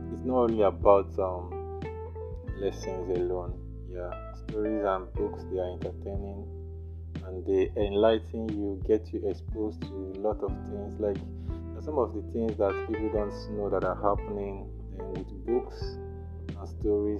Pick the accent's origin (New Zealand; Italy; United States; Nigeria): Nigeria; Nanka, Anambra; my hometown, Nanka